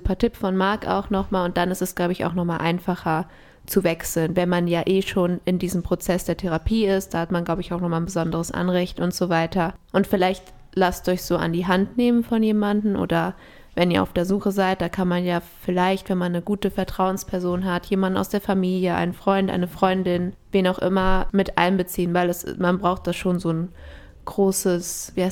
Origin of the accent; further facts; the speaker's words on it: Ecuador; aber ich bin ja in Ecuador aufgewachsen.